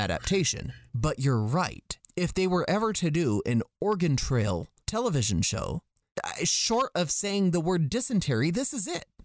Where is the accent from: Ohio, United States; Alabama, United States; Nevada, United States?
Nevada, United States; Las Vegas; I'm from Las Vegas